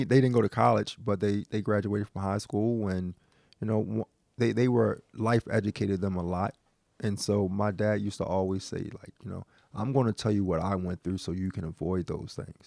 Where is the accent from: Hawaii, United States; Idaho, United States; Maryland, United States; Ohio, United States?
Maryland, United States; Baltimore; born and raised in West Baltimore